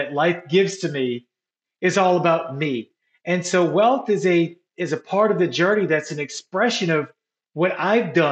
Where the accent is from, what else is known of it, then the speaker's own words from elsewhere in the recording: New Orleans, Louisiana, United States; moved away; my hometown of New Orleans